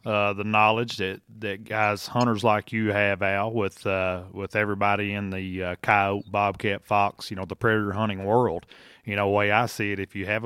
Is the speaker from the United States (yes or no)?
yes; Kentucky, United States; around here home in my home state of Kentucky